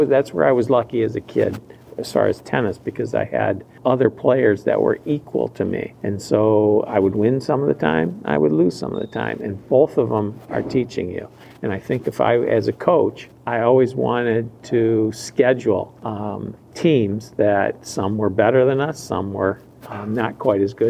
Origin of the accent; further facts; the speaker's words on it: Flat Rock, Michigan, United States; I grew up in Flat Rock downriver.